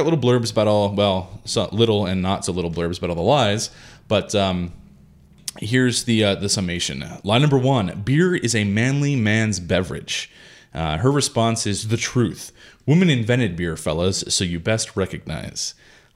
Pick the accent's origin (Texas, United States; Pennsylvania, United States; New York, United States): Pennsylvania, United States; Growing up in Pennsylvania